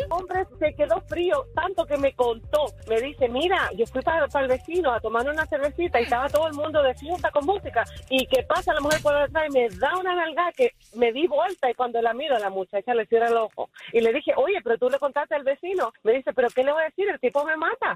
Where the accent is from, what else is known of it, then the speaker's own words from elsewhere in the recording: Cuba; nosotros somos cubanos